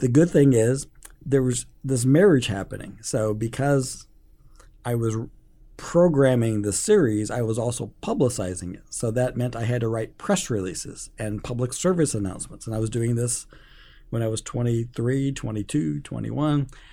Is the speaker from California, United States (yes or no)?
no; Omaha, Nebraska, United States; I grew up in North Omaha